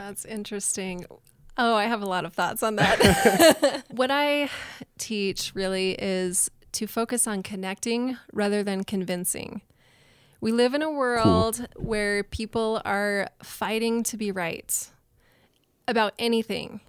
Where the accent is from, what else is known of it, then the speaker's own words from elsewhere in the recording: Utah, United States; also born or lived in New Orleans, Louisiana / Nashville, Tennessee; now in Idaho Falls, United States; I grew up in Utah. I've lived in New Orleans, Louisiana, Nashville, Tennessee, and now I live in Idaho Falls.